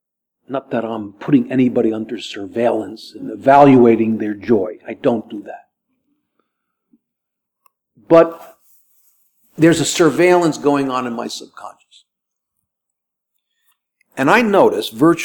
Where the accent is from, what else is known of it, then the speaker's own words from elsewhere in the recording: United States; We're Americans here